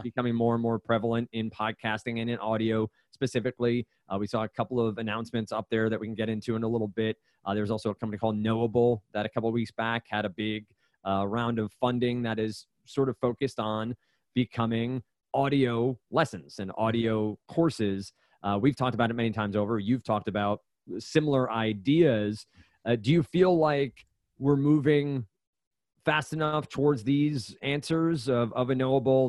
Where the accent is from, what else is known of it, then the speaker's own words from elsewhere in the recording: New Jersey, United States; moved away as an adult; also born or lived in Brooklyn; now in Boston, United States; I grew up in New Jersey. I lived up here for for five years now.